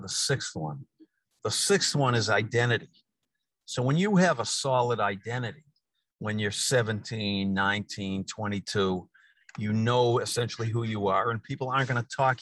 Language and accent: English; Newton, Massachusetts, United States; I happen to be sitting in Newton, Mass, in my hometown